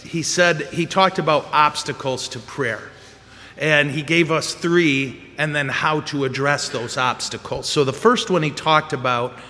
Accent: corner of Ditch and M-13, Michigan, United States; I was on the corner of Ditch and M13

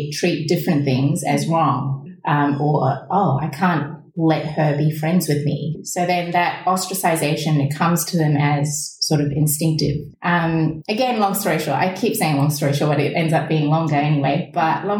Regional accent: New Zealand; my formative years being spent in a country that's different to my motherland, growing up in New Zealand, being the only Asian child in the whole school at the time.

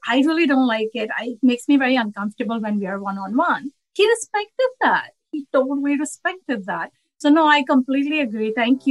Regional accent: India; I came from India. And for me, even saying stupid was like a cursing in the house.

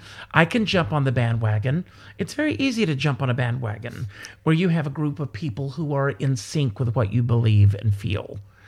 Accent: the South, United States; And, you know, we're both from the South.

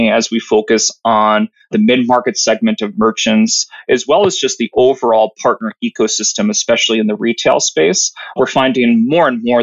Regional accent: Wisconsin, United States; moved away as an adult; now in California, United States; I'm from the fine state of Wisconsin. So I come from the Midwest

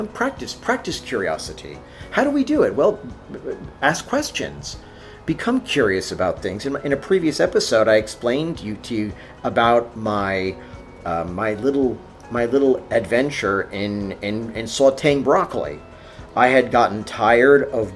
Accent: New York, United States; during my Catholic school days growing up in New York

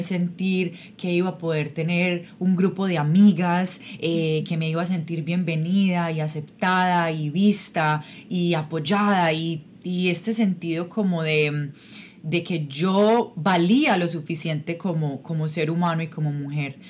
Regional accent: Medellín, Antioquia, Colombia; moved away as an adult; yo soy yo soy de Colombia, yo soy de Medellín, Colombia

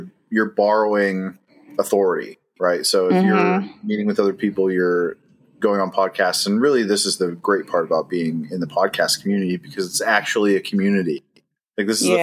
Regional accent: Ohio, United States; moved away as an adult; now in Charlotte, United States; We're originally from Ohio

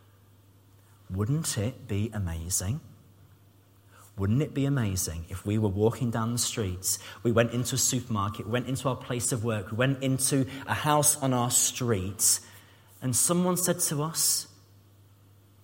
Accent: Cambridge, East of England, United Kingdom; moved away; I was from Cambridge. I grew up in Cambridge. I didn't have a Scouse accent

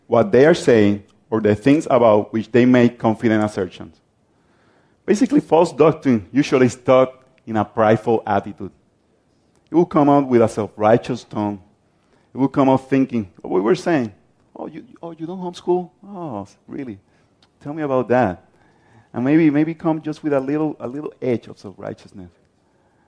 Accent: Puerto Rico; I'm from Puerto Rico

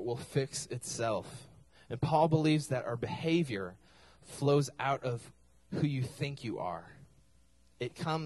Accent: Minnesota, United States; now in Oklahoma, United States; I claim Minnesota all the time

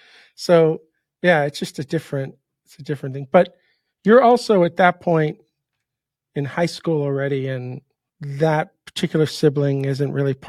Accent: New York, United States; because I grew up

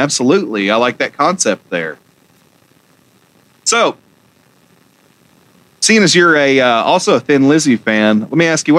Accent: Georgia, United States; Well, I mean, I'm from Georgia and right below Tennessee

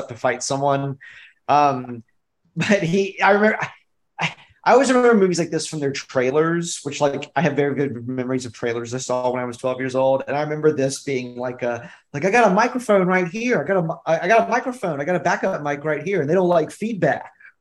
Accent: Alabama, United States; I'm from Alabama

